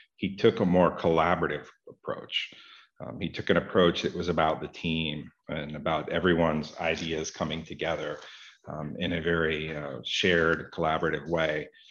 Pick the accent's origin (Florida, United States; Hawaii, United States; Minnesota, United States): Florida, United States; I grew up here in Florida, in the southeastern part of the United States